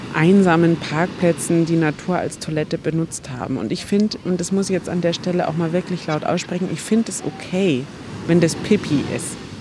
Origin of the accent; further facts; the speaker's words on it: Germany; bei uns in Deutschland